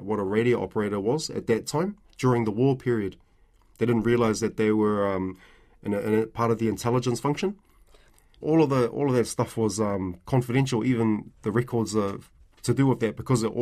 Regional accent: New Zealand; I was born and raised here. You know, I'm a New Zealander

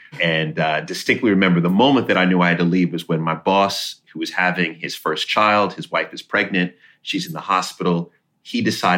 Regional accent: Jamaica; I always say I'm Jamaican and I have 10 jobs.

